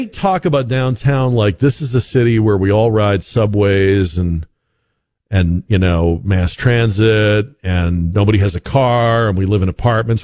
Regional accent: Boston, Massachusetts, United States; I grew up in Boston

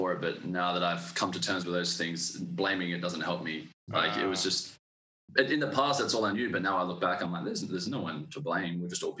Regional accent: Manjimup, Western Australia, Australia; now in Perth, Australia; I grew up in Manjimup in Western Australia, so it's about 3.5 hours down south of Perth, small country town, like population of 5,000.

